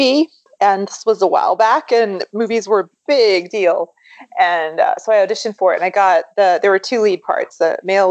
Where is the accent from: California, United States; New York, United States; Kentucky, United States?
Kentucky, United States; I grew up in Kentucky